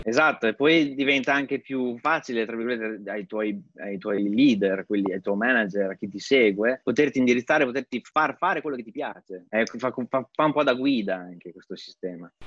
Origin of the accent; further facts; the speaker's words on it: Pieve di Cento, Emilia-Romagna, Italy; moved away as an adult; also born or lived in London / New York / California; now in Zurich, Switzerland; vengo da Pieve di Cento, in provincia di Bologna